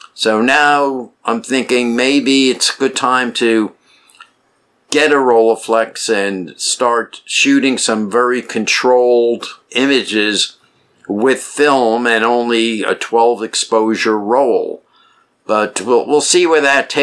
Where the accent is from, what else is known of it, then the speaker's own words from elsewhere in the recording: New York City, New York, United States; I grew up in New York City